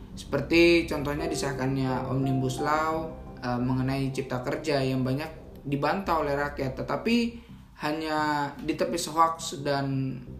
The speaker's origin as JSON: {"language": "Indonesian", "town": "Sangatta", "region": "East Kalimantan", "country": "Indonesia", "said": "kota saya di Sangatta Kalimantan Timur"}